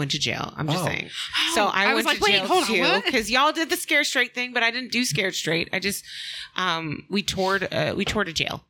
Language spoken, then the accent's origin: English; Georgia, United States; born or raised there